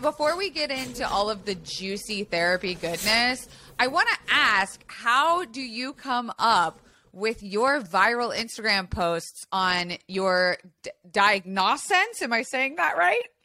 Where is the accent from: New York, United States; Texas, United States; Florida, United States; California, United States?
Florida, United States; Tampa; I grew up in Florida